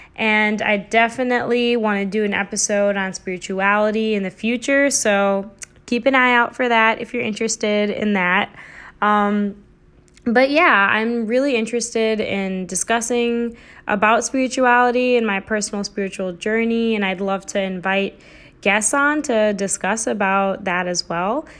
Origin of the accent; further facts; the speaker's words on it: United States; I come from a South Asian cultural background, but I was also born and raised in America.